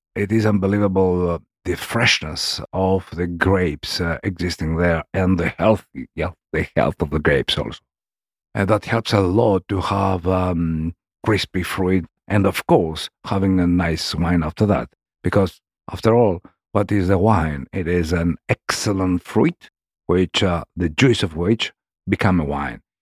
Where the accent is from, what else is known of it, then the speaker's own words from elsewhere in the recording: Argos, Peloponnese, Greece; English is a second language; moved away as an adult; also born or lived in France; I'm coming from Peloponnese, from, um, a city in Peloponnese called Argos, which is next to Nemea.